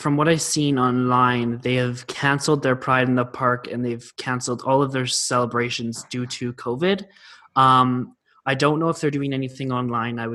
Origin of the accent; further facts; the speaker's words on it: Chestermere, Alberta, Canada; I've spent all 17 years of my life in Chestermere.